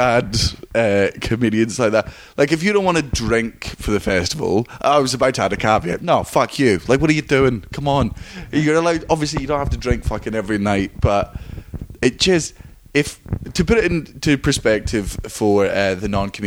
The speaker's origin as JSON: {"language": "English", "region": "Scotland", "country": "United Kingdom", "said": "as a Scotsman"}